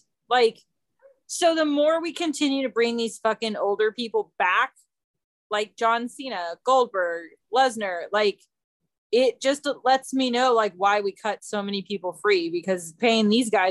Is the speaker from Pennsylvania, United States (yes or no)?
no; Orange County, California, United States; now in San Diego County, United States; growing up in Orange County